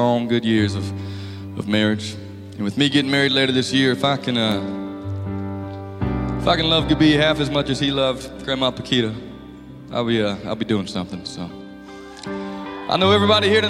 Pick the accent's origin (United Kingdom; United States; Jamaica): United States; Raleigh, North Carolina; where I grew up in Raleigh